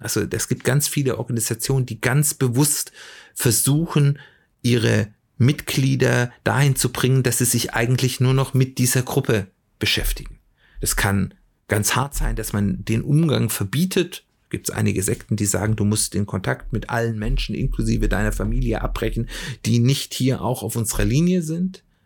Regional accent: Swabia, Baden-Württemberg, Germany; moved away; ich komme ja ursprünglich aus dem Schwäbischen

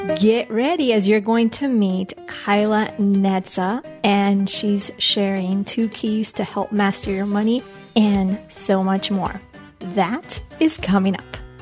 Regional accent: Bogota, Bogotá Capital District, Colombia; now in Washington, D.C. area, United States; I was born in Colombia, in Bogota

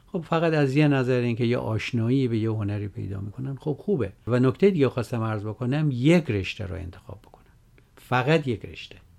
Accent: Iran; moved away as an adult; now in United States; از بچگی تو طبیعت بزرگ شدم تو کوهستان به دنیا اومدم

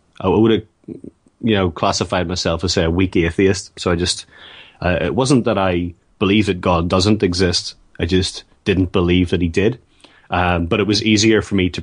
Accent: Northern Ireland, United Kingdom; I grew up in Northern Ireland

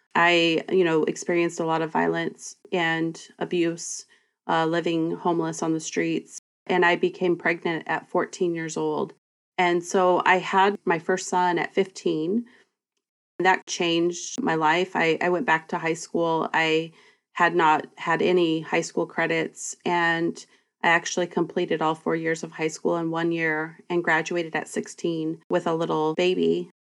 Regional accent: Bremerton, Washington, United States; Olympic College, a community college here in my hometown

